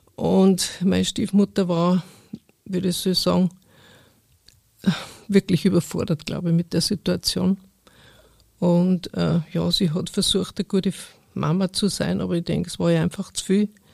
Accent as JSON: {"language": "German", "region": "Upper Bavaria", "country": "Germany", "tie": "born or raised there", "said": "ich bin also aufgewachsen in Oberbayern, auf dem Bauernhof, also einem wirklich kleinen Ort"}